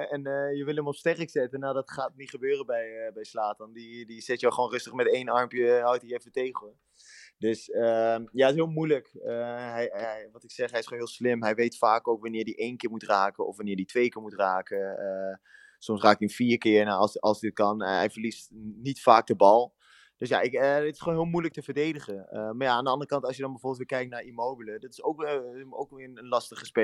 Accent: Netherlands; moved away as an adult; Nou, ik ben nu ongeveer, wat is het, bijna negen jaar ben ik uit Nederland. voetbal ik in het buitenland dus.

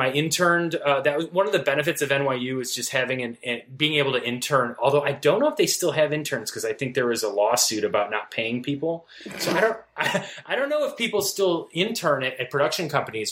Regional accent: Valparaiso, Indiana, United States; moved away as an adult; also born or lived in New York; I grew up in Valparaiso, Indiana, which is a is a college town

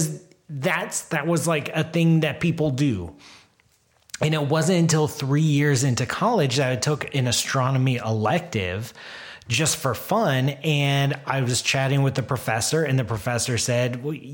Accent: Columbus, Ohio, United States; I grew up in Columbus. I grew up as a kid going to a COSI

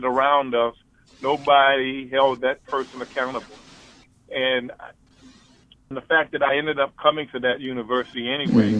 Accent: Columbia, South Carolina, United States; Columbia was my hometown

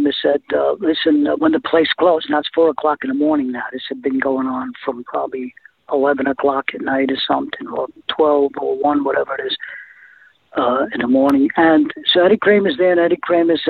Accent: New York City, New York, United States; moved away as an adult; growing up in the Bronx in New York

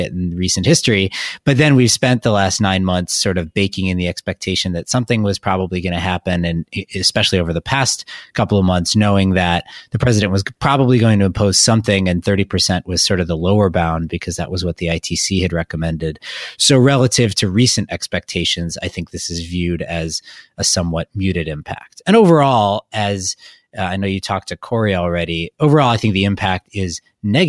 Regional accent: Wisconsin, United States; I'm from Wisconsin

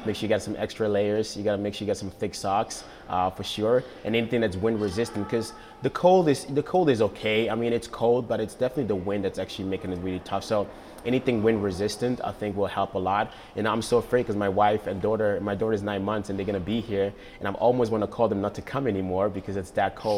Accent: Ghana; moved away; also born or lived in Netherlands / United States; Growing up in Ghana, I really remember when I was a little kid that we didn't have much

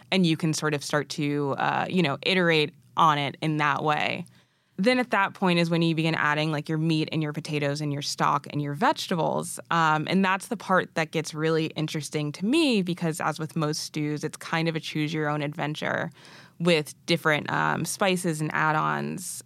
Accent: Massachusetts, United States; also born or lived in Arusha, Tanzania; I'm originally from New England, born and raised in Massachusetts

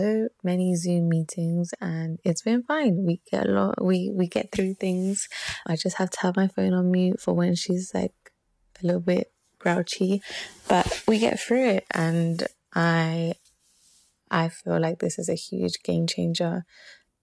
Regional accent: London, United Kingdom; moved away as an adult; also born or lived in Ecuador; now in San Francisco Bay Area, United States; I am from Ecuador. I grew up in London, and when I became an engineer, I moved to the Bay Area.

